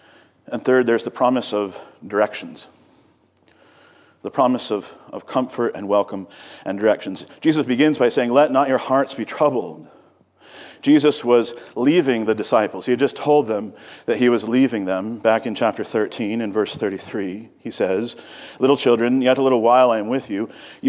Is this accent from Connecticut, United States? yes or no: no; Virginia, United States; also born or lived in Napoleon, Ohio; I was born in Ohio in a little city called Napoleon. Both of my parents were born in small towns in Ohio, but we moved to Virginia when I was just a little kid. And we never really acclimated to Virginia, I would say.